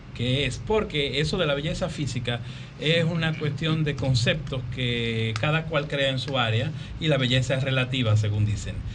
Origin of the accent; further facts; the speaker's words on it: Dominican Republic; como dominicano